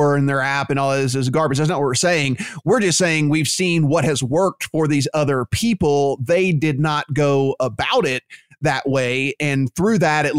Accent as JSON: {"language": "English", "region": "Louisiana", "country": "United States", "tie": "born or raised there", "said": "my state, my home state, Louisiana"}